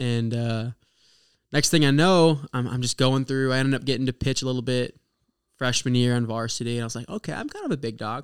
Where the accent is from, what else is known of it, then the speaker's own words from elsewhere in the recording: Oklahoma, United States; moved away as an adult; now in Indiana, United States; my hometown in Oklahoma